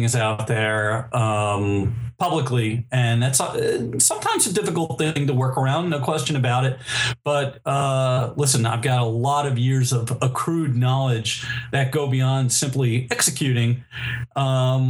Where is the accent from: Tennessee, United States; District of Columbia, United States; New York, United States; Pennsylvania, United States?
New York, United States; New York City; I am a native New Yorker. I was born in Manhattan.